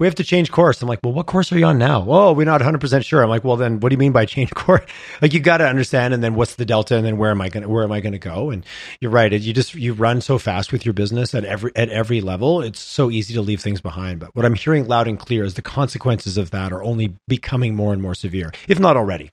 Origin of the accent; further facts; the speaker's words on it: Montreal, Quebec, Canada; now in Calgary, Canada; I grew up on the on the East Coast, I grew up Montreal